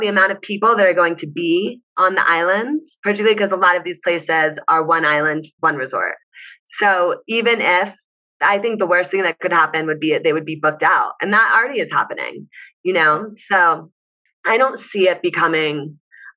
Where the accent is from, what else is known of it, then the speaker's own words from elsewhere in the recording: New York, United States; where are you from? And I'm like, New York.